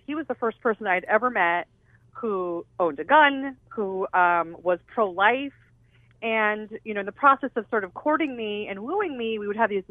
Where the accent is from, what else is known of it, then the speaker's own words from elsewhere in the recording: Southern California, United States; I grew up in Southern California